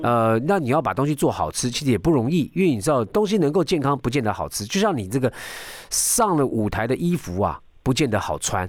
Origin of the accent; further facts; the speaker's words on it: Taiwan; 我们台湾人好像还蛮多人喜欢小酌啦